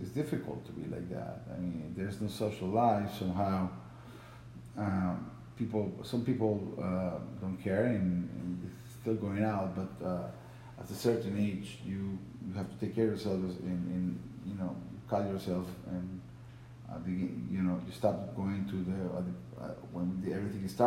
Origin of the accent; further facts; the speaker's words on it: Venezuela; moved away; I come from Venezuela, which we have problems there